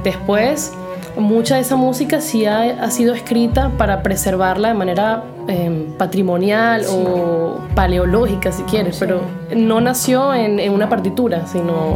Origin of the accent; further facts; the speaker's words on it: Venezuela; moved away as an adult; also born or lived in Lyon, France; now in France; cuando yo me fui de Venezuela